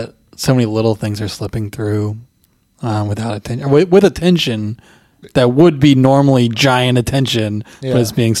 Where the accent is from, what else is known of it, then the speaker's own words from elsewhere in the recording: Hawaii, United States; moved away; I'm from Hawaii.